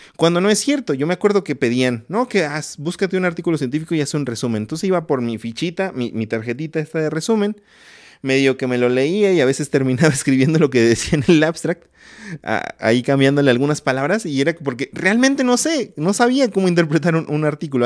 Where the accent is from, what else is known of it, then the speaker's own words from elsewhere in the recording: Ciudad Valles, San Luis Potosí, Mexico; moved away as an adult; now in Mexico City, Mexico; en el lugar donde yo nací, en Ciudad Valle, San Luis Potosí